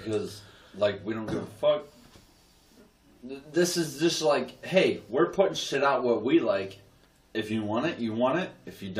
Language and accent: English; United States; I grew up in Washington on Weirk Avenue.